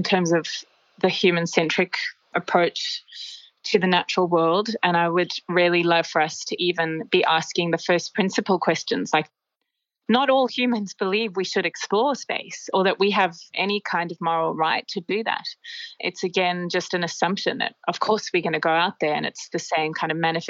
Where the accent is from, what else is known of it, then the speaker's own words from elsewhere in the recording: Australia; as Australian citizens